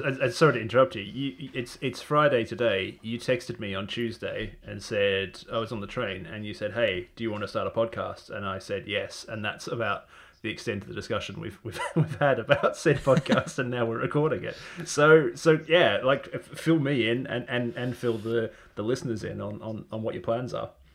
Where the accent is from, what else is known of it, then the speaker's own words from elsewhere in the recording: Australia; moved away; I'm originally from Australia